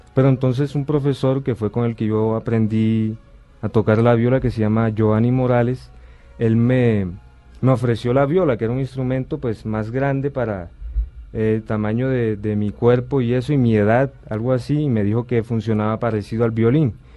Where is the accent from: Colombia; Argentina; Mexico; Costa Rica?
Colombia; Sincelejo, Sucre; nací en Cincelejo, Sucre.